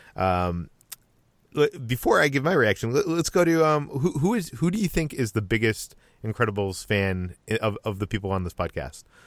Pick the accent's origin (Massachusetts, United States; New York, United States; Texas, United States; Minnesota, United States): Massachusetts, United States; Boston; accent: Boston; moved away; I'm originally from the Boston area